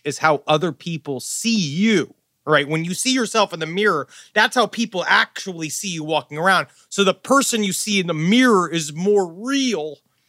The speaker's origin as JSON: {"language": "English", "town": "New York City", "region": "New York", "country": "United States", "tie": "born or raised there", "said": "I grew up in Queens, and there was a very big influx of their Haitian people had moved into my neighborhood."}